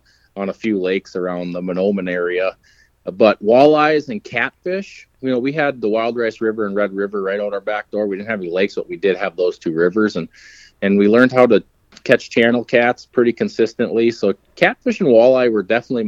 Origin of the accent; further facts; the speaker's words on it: Ada, Minnesota, United States; I grew up in Ada, Minnesota.